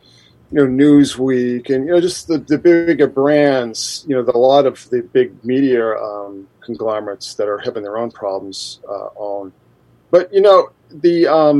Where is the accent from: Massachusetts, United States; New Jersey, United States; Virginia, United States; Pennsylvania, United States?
Massachusetts, United States; Boston; moved away; I'm actually originally from Boston